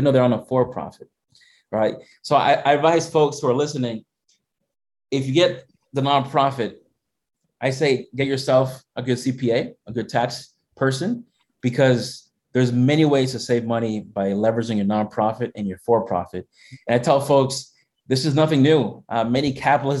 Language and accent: English; Massachusetts, United States; I was born here in Massachusetts. My family came from the Dominican Republic